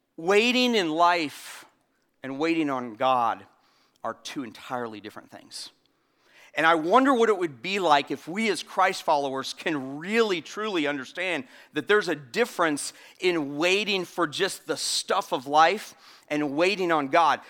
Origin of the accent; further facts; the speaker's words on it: Florida, United States; now in South Carolina, United States; I was born in Florida